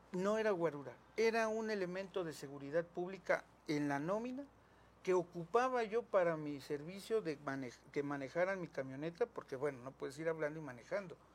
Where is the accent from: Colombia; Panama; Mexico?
Mexico; la casa donde me crié, nací junto con mis papás, que está ahí en el centro